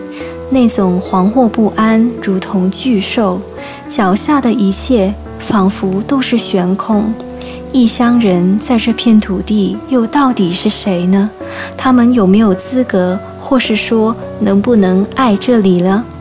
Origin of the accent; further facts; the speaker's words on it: Hong Kong; moved away as an adult; now in Taiwan; 香港是我的家乡